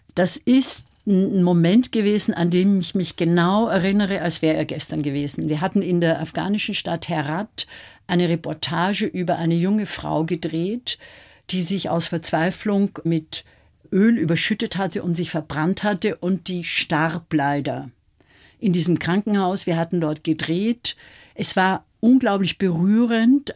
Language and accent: German; Austria; ich bin Österreicherin